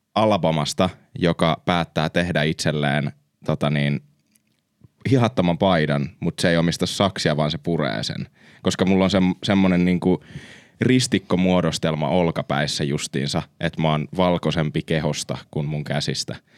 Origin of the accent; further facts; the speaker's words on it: Finland; me ollaan Suomesta